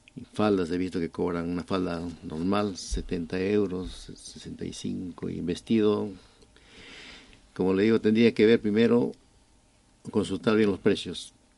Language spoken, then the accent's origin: Spanish; Lima, Peru; moved away as an adult; now in Spain; en mi país, en Lima, Perú, eh, empecé desde muy, jovencito, 15 años